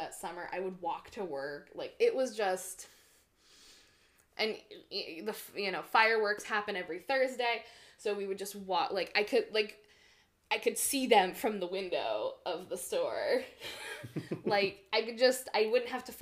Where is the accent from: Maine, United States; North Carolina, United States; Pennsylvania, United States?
Maine, United States; Old Orchard Beach; also born or lived in Limington, Maine; my hometown is Old Orchard. Because my blood runs deep in Old Orchard.